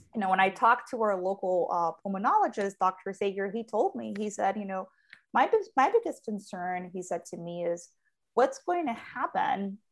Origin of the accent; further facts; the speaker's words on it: Colombia; moved away; being born and raised in Colombia